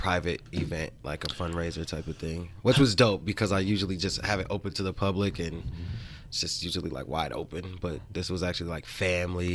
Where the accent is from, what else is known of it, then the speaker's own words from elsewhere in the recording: Salt Lake City, Utah, United States; We're all from Salt Lake